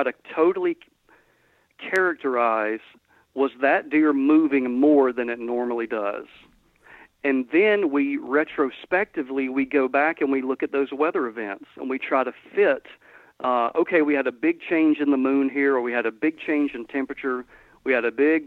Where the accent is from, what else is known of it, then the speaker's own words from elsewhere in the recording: Georgia, United States; moved away as an adult; now in Mississippi, United States; Where I grew up in Georgia, latitudinally, exactly the same place where I'm at now